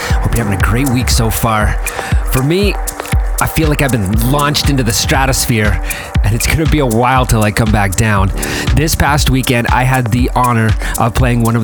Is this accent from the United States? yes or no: no; Toronto, Ontario, Canada; my hometown